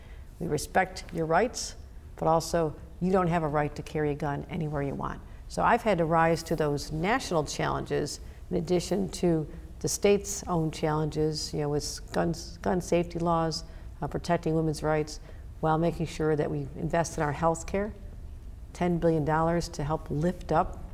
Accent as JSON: {"language": "English", "town": "Buffalo", "region": "New York", "country": "United States", "tie": "born or raised there", "said": "I've been back in Buffalo many times because of the devastation my hometown went through"}